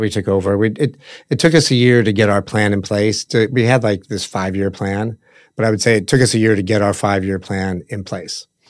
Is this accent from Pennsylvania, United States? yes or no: no; Omaha, Nebraska, United States; We, we grew up in Omaha